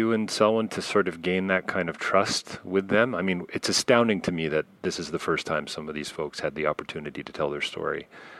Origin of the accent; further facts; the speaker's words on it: Canada; I have to say, as a Canadian, just so you know, I'm going to be 50 next week.